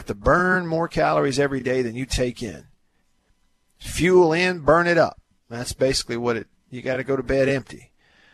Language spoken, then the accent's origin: English; Tupelo, Mississippi, United States; now in Jackson, United States; my hometown of Tupelo